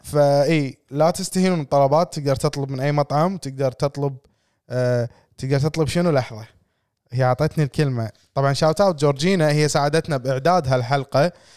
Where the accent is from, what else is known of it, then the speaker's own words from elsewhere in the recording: Kuwait; إحنا ككويتيين